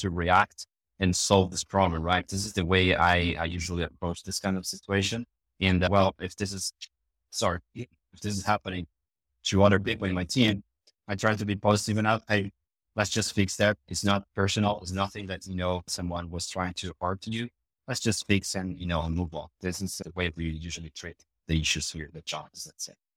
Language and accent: English; Brazil; English is a second language